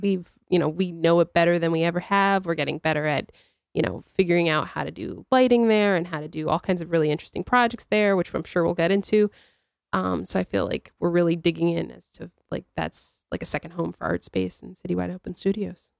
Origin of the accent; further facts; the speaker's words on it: New Britain, Connecticut, United States; I'm from New Britain